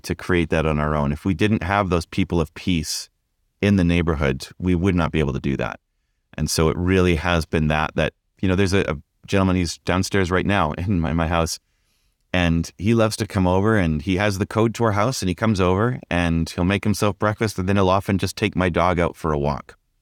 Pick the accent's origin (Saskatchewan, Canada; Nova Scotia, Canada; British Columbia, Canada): British Columbia, Canada; Vancouver; also born or lived in Ontario; now in Vancouver, Canada; I grew up in Vancouver